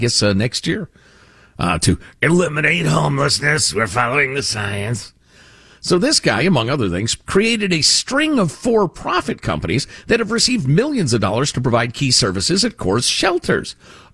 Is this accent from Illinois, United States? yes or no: yes; Chicago, Illinois, United States; When I was a little kid growing up in Chicagoland, my parents subscribed to the Chicago Tribune, which was definitely the more conservative newspaper in the area.